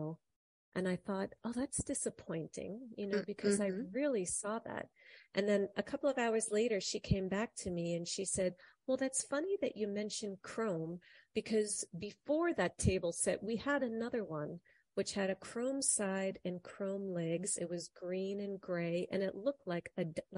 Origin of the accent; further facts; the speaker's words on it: New York, United States; in our kitchen growing up in New York